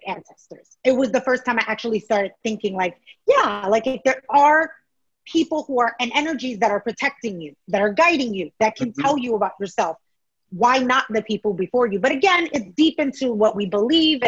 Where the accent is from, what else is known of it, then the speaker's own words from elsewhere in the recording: New York City, New York, United States; although my family's Ecuadorian, I grew up in New York City.